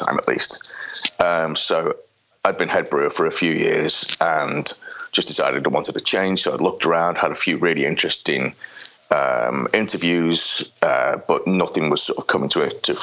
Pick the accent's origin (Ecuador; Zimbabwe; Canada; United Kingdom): United Kingdom; the Wirral, Merseyside, North West England; moved away as an adult; now in Kansas City, United States; I'm from the Wirral, just on Merseyside